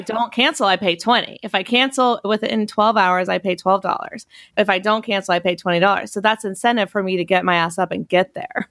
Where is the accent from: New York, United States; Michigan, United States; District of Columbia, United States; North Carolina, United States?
North Carolina, United States; I'm from North Carolina.